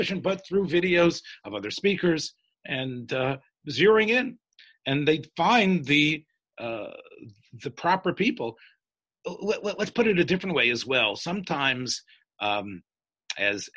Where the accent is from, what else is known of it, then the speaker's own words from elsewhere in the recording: the South, United States; I'm from the South